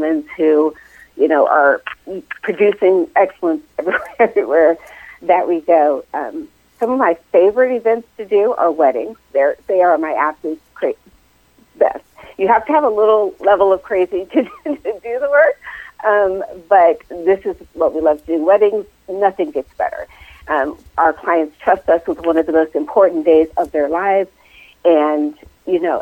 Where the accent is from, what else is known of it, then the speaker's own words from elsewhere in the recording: Northern Virginia, United States; I am originally from the Northern Virginia area, born and raised in that area